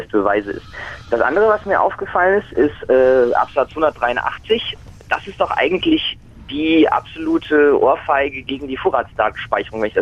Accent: North Rhine-Westphalia, Germany; Genau, ich komme aus NRW

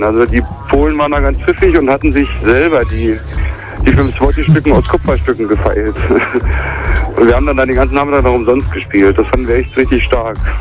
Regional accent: East Germany, Germany; bin ich im Osten groß geworden

